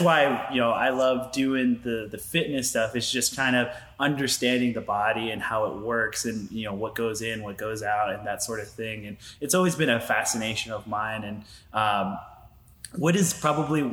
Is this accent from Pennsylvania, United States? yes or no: yes; Philadelphia, Pennsylvania, United States; I grew up in Philadelphia.